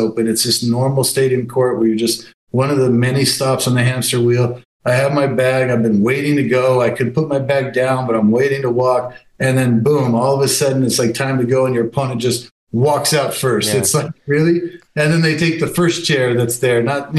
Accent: Las Vegas, Nevada, United States; Let me start by saying I'm such a Veganite. I'm such a homegrown, you know, Vegas is so in my blood that my team is the team I'm betting on.

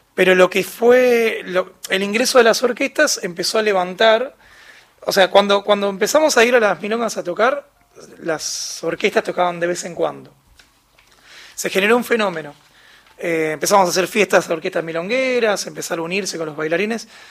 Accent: Argentina

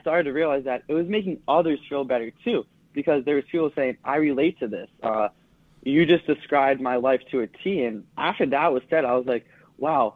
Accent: Massachusetts, United States; I'm from Massachusetts

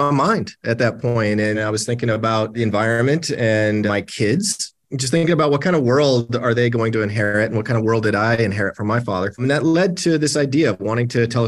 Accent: Iowa, United States; moved away; Yeah, I grew up in Iowa

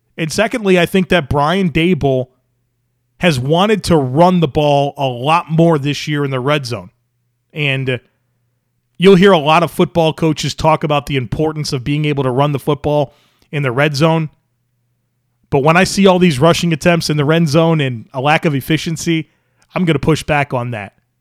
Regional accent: Western New York, United States; growing up in Western New York

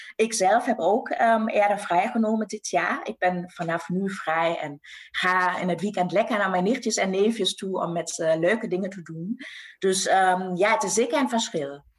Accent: West Münsterland, North Rhine-Westphalia, Germany; Dutch is a second language; moved away as an adult; now in Netherlands; in het mooie West-Münsterland waar ik ben opgegroeid

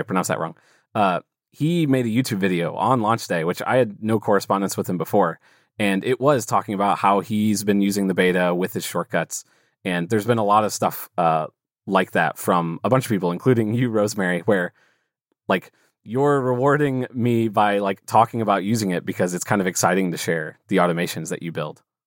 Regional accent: St. Louis, Missouri, United States; I'm from St. Louis, Missouri, here in the U.S.

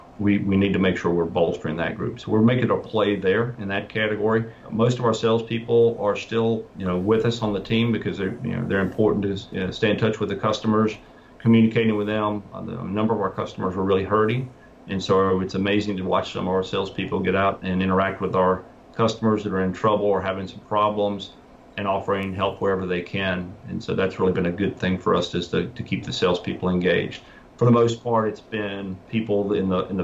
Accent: South Carolina, United States; I'm from South Carolina

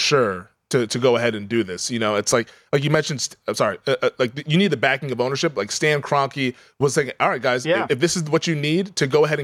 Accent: Seattle, Washington, United States; now in Las Vegas, United States; I'm from Seattle

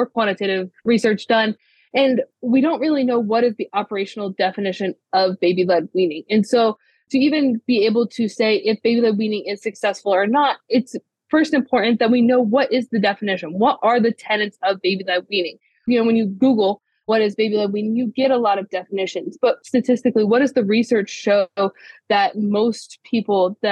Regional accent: Ohio, United States; I grew up in Ohio, born and raised

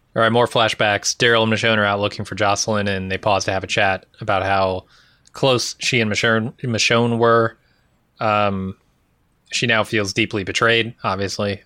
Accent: United States; as an American.

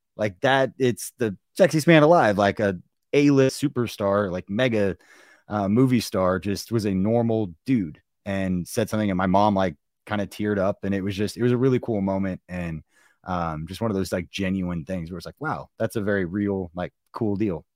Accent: Kansas City, Missouri, United States; going to games when we were, you know, growing up in Kansas City

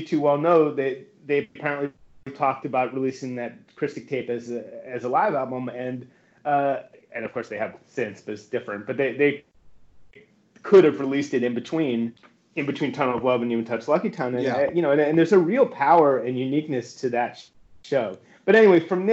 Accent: Monmouth County, New Jersey, United States; also born or lived in Manhattan, New York; I was born in Manhattan, but I grew up in Monmouth County

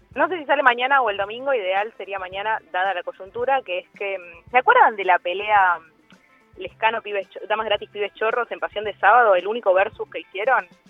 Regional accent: Buenos Aires, Argentina; ser porteña

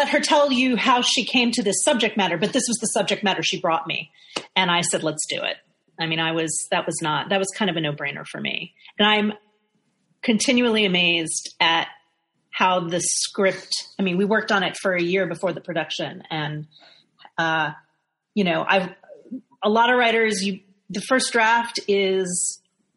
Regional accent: New York City, New York, United States; I was in New York, growing up in New York

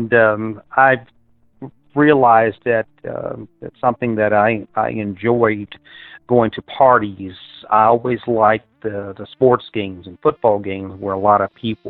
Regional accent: Washington, District of Columbia, United States; The nation's capital, Washington, D.C. area

